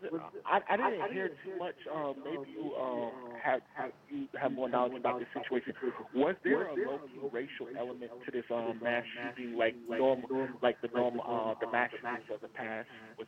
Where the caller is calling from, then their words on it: Wheaton, Maryland, United States; This is Brother …, Wheaton, Maryland.